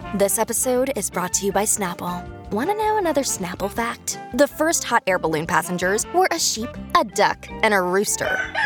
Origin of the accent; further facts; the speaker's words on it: Maryland, United States; I am from Maryland.